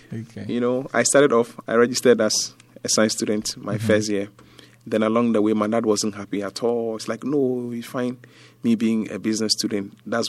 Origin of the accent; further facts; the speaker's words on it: Ghana; also born or lived in Accra; I grew up... in Dungua.